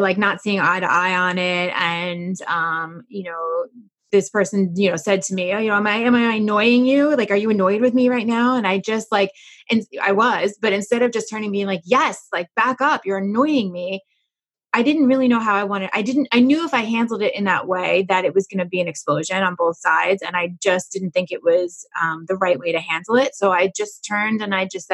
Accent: New York, United States; I'm a New Yorker

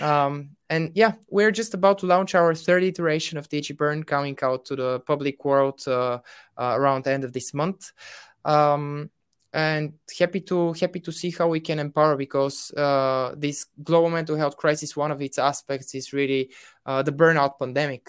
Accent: Bulgaria; I'm from Bulgaria

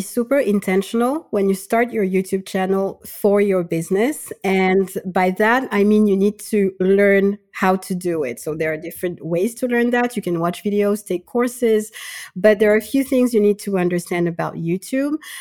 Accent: Madagascar; now in France; I'm from Madagascar. I currently live in France

